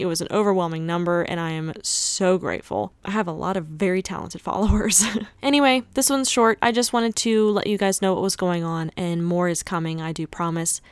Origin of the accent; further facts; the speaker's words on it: North Carolina, United States; also born or lived in Los Angeles, California; I was living in L A for a couple of years, but I just moved back to my hometown in North Carolina.